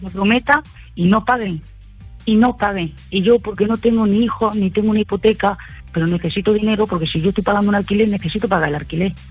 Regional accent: Jaén, Andalusia, Spain; also born or lived in Madrid; now in Navarre, Spain; yo soy de Jaén, estaba en Madrid y ahora estoy en Navarra.

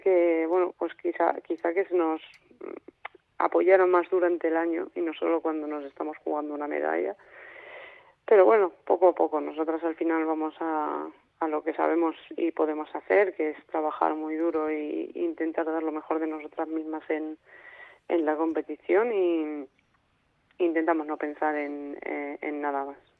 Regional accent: Castilla-La Mancha, Spain; now in Granada, Spain; yo soy manchega y, y vivo en, en Granada por entrenamiento

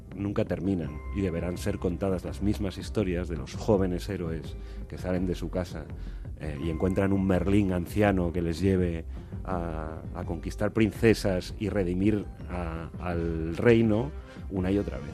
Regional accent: Colunga, Asturias, Spain; moved away; yo estaba en, Colunga, en mi pueblo

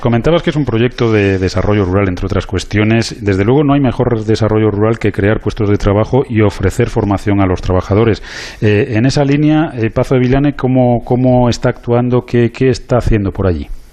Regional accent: Spain; Yo como español

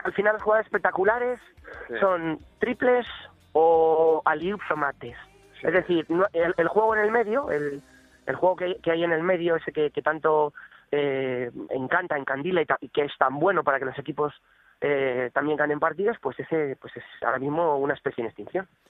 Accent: Castile, Spain; yo por ejemplo soy castellano todavía más

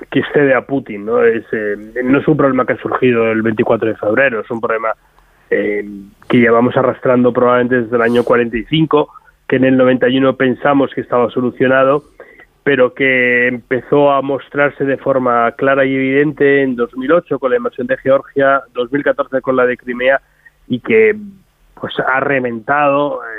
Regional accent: Spain; lo que percibimos nosotros como españoles nuestra capacidad no es la de Alemania, no es la de Francia

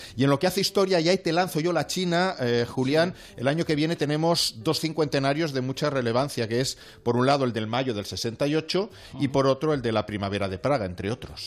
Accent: Vallès, Catalonia, Spain; soy del Vallés

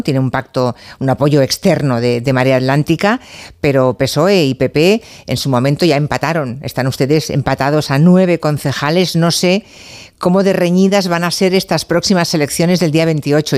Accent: Galicia, Spain; como gallega

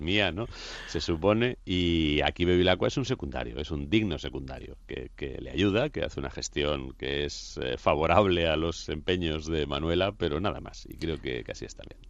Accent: Madrid, Community of Madrid, Spain; en la capital, donde yo nací además, y decidí situar un crimen eh, justo donde yo nací, en el barrio donde yo nací

